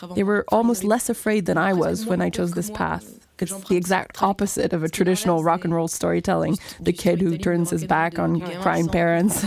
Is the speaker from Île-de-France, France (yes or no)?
no; Saint-Sébastien-sur-Loire, Pays de la Loire, France; moved away as an adult; now in Paris, France; I grew up in Saint Sébastien sur Loire, in Nantes residential suburb.